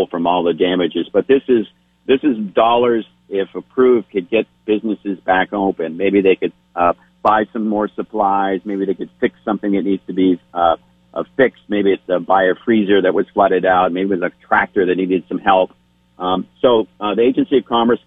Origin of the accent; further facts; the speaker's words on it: Cabot, Vermont, United States; My hometown of Cabot, the village